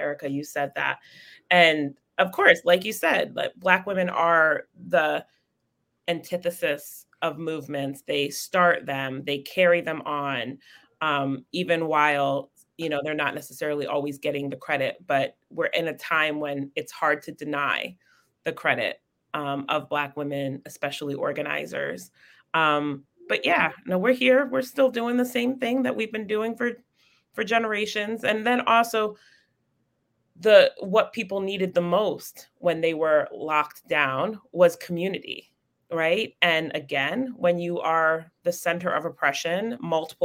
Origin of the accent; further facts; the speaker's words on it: Connecticut, United States; moved away; also born or lived in Detroit / Florida; we grew up in Connecticut